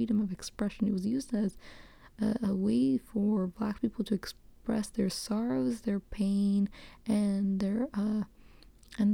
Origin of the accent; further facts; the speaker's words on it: New York City, New York, United States; moved away; I grew up in the Bronx, East Raymond, shout out to Highbridge